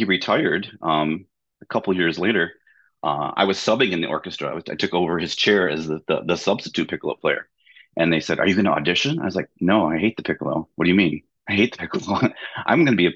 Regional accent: Jackson, Michigan, United States; I grew up in Jackson, Michigan in the 70s

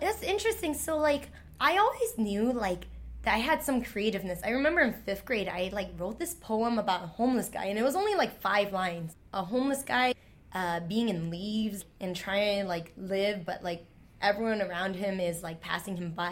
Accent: New York City, New York, United States; English is a second language; born and raised in Chinatown

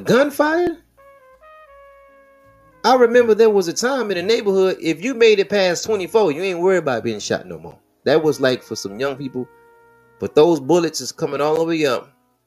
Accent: Detroit, Michigan, United States; I'm from Plymouth. That's my neighborhood

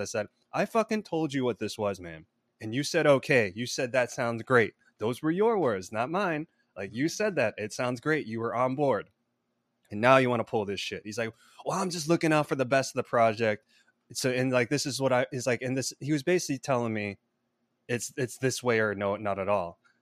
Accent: Palatine, Illinois, United States; born or raised there; now in Los Angeles, United States

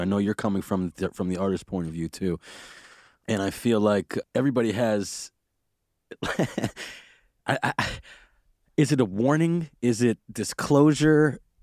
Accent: New York City, New York, United States; I grew up in Brooklyn and I know that we and I had a lot of planes passing overhead

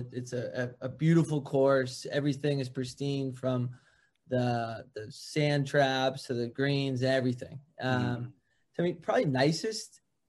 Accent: West Hartford, Connecticut, United States; Grew up in West Hartford, Connecticut.

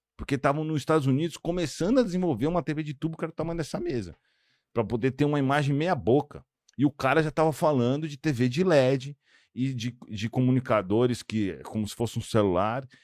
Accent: São Paulo, Brazil; now in Monaco; Eu sou de São Paulo, né? Eu moro hoje em Monaco

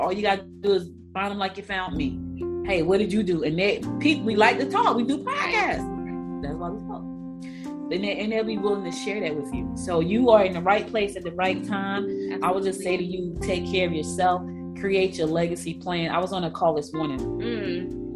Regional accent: New Jersey, United States; also born or lived in Georgia; I was born in Georgia, but I was raised in Jersey.

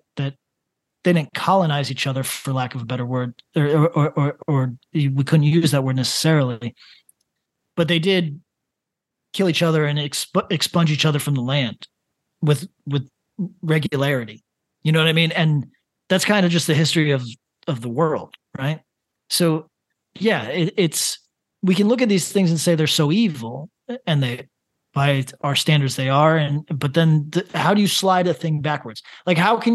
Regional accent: Northeast of the United States, United States; I'm from the Northeast of the United States

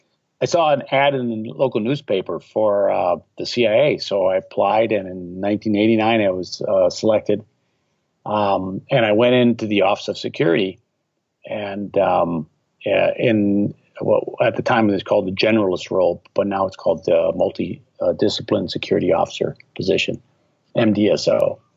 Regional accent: Milwaukee, Wisconsin, United States; No, I was living in Milwaukee, Wisconsin. That's my hometown.

